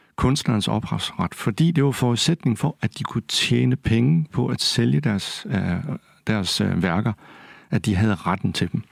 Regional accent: Kolding, Southern Denmark, Denmark; also born or lived in Odense; Jeg er selv fra Kolding og gik på Munkenstam Gymnasium

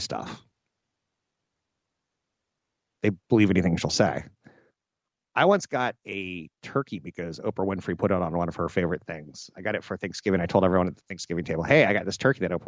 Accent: United States; I was born Caucasian on a coast in the United States

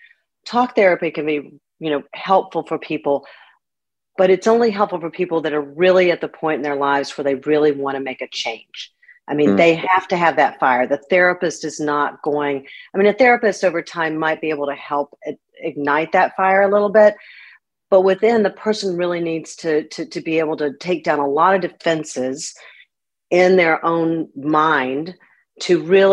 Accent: Winston-Salem, North Carolina, United States; moved away as an adult; also born or lived in Massachusetts; I actually grew up in Winston-Salem, and I've just been back here a little over 3 years. So I'm glad to be back in my hometown.

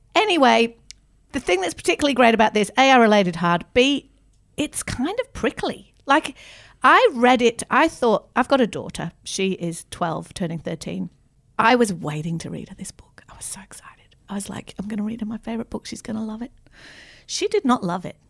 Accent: Manchester, North West England, United Kingdom; now in Australia; I'm originally from England, grew up in Manchester.

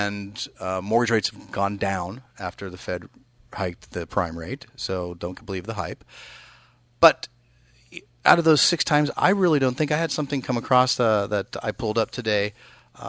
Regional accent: East Bay, California, United States; moved away as an adult; now in Sacramento, United States; I grew up in the East Bay

